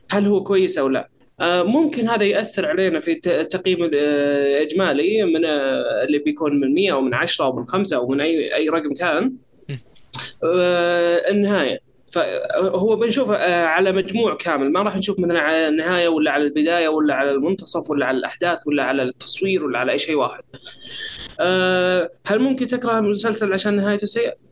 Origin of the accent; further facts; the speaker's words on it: Saudi Arabia; ما بعد نزلت عندنا في السعوديه او ما بعد جت عندنا في السعوديه